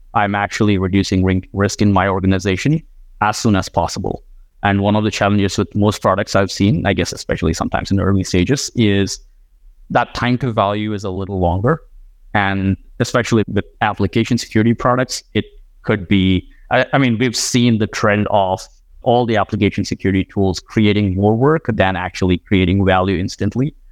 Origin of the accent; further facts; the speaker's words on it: India; moved away as an adult; also born or lived in Iowa; I grew up in India